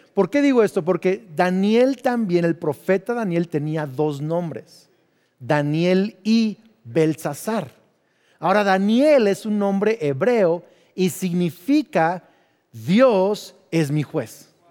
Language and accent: Spanish; Mexico; also born or lived in United States; yo soy mexicano. Entonces, aunque tengo doble nacionalidad, culturalmente soy más mexicano porque fui a escuelas mexicanas